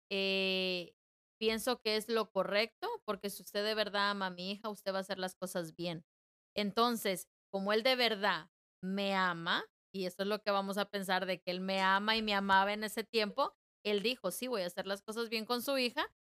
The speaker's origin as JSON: {"language": "Spanish", "country": "Guatemala", "tie": "born or raised there", "also_born_or_lived": "El Salvador / United States", "said": "Yo eh, soy nacida en El Salvador criada casi mitad de mi vida, casi ocho años, en, este, en Guatemala. De ahí de Guatemala, pero antes yo nazco en El Salvador. Me llevan a Estados Unidos."}